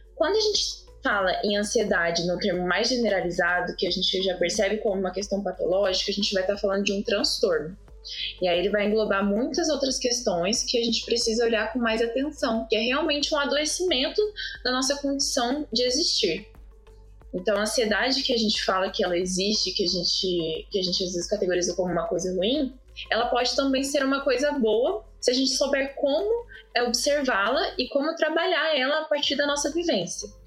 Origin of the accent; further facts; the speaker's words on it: Pouso Alegre, Minas Gerais, Brazil; eu sou aqui de Pouso Alegre